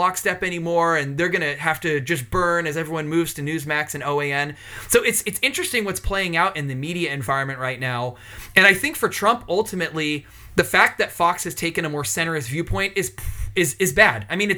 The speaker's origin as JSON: {"language": "English", "country": "United Kingdom", "said": "I'm absolutely British."}